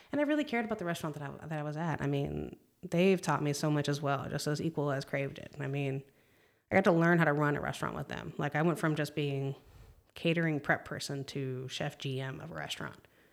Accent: Palm Springs, California, United States; moved away as an adult; now in Texas, United States; moved out to Texas from California, 'cause I'm originally from California.

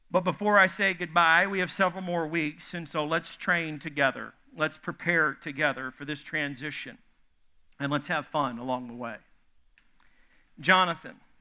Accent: the South, United States; I'm from the South

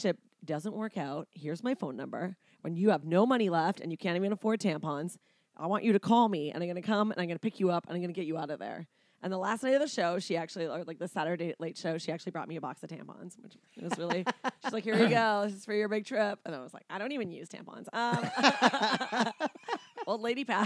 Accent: Delta, British Columbia, Canada; moved away as an adult; also born or lived in Ottawa; now in California, United States; I grew up in Vancouver, and then I went to university in Ottawa.

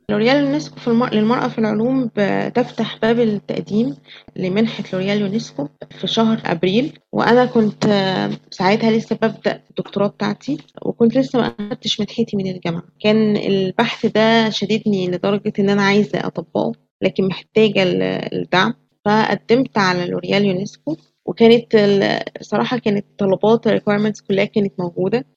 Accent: Egypt; عندنا في مصر

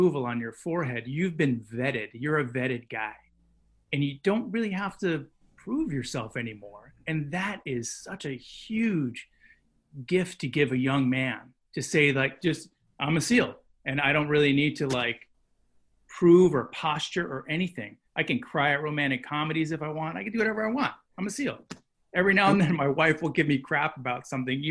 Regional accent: New England, United States; I grew up in New England

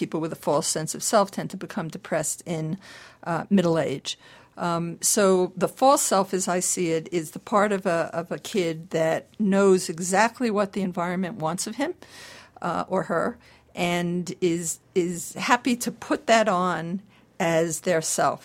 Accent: New York City, New York, United States; now in California, United States; I'm Jewish, I'm from New York City

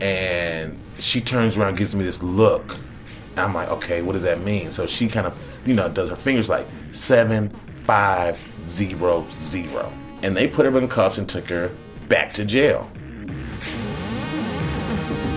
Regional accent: Chicago, Illinois, United States; now in New York City, United States; I'm not from New York. I'm from Chicago

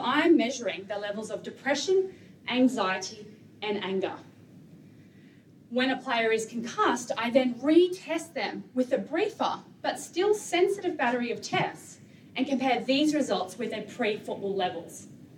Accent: Australia; When you get hit hard, there is an expectation, a competitiveness in you, as an Australian, to get up and keep playing.

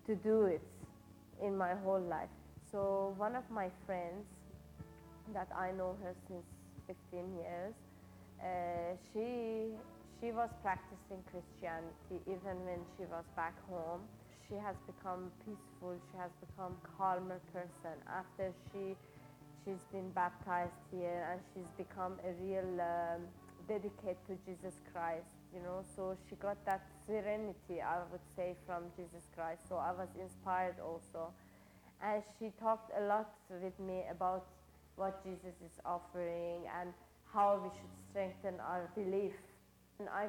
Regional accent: Iran; moved away; I'm from Iran.

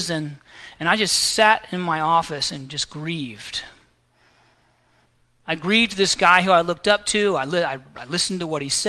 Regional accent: the South, United States; I grew up here in the South

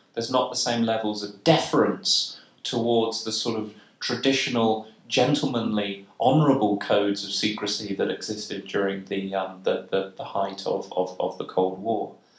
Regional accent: United Kingdom; in the United Kingdom, uh, my, my, my home country

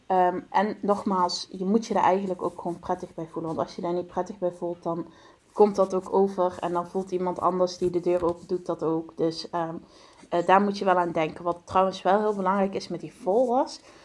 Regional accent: Venray, Limburg, Netherlands; Ik kom uit Venrij, dat ligt in het eh, noorden van de provincie Limburg in Nederland

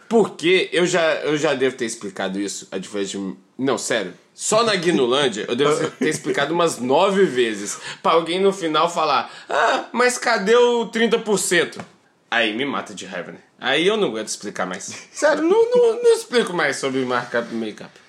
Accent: Belo Horizonte, Minas Gerais, Brazil; also born or lived in Felixlândia; Sou de Belo Horizonte, beleza, mas eu fui criado assim, ia é sempre para Felizlândia, meu pai é de Felizlândia.

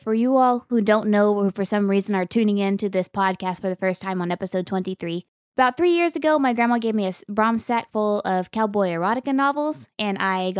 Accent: Oklahoma, United States; I grew up in Western Oklahoma, so there's a lot of Western heritage that goes on there.

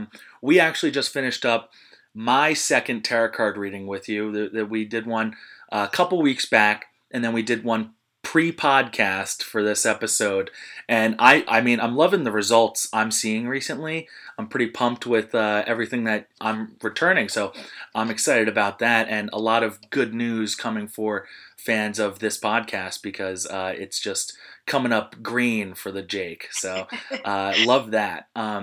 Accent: New Jersey, United States; No, just high school. I'm from Southern Monmouth County, so a little farther south.

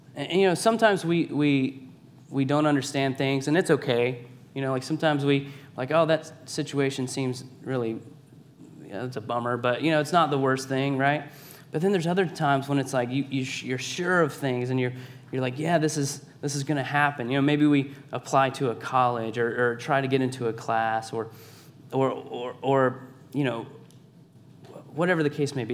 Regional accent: Savannah, Georgia, United States; I'm from Savannah, Georgia, born and raised

